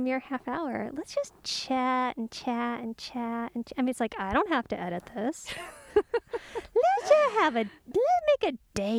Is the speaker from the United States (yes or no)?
yes; Los Angeles, California, United States; But we grew up in Toluca Lake adjacent.